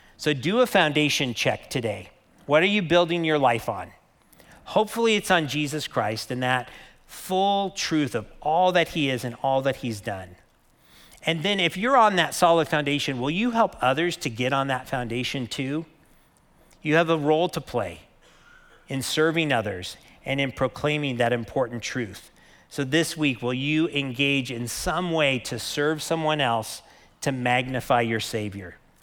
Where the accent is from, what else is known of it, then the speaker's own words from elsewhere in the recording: Lake Havasu City, Arizona, United States; I grew up in Lake Havasu